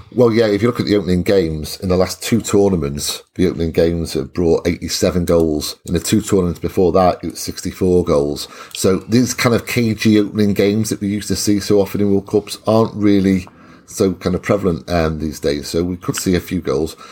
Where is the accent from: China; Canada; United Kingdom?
United Kingdom; Welsh, Wales; I'm Welsh